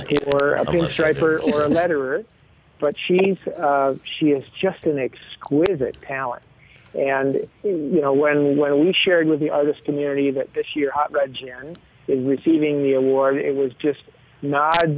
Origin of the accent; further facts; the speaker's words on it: Baraboo, Wisconsin, United States; I'm a Baraboo guy. I grew up in Baraboo